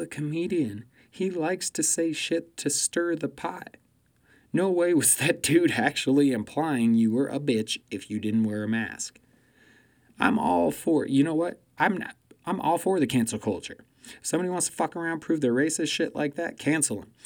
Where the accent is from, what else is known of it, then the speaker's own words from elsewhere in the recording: United States; I'm an American and I live here